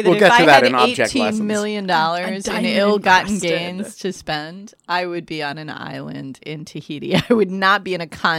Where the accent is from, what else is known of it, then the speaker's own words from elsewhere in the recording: Turkey; moved away; I was born in Turkey. I learned to bargain in Turkey